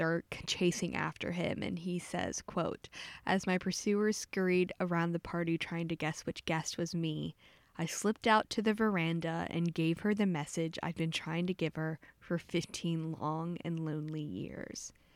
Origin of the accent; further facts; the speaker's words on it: Pasadena, Texas, United States; my hometown Pasadena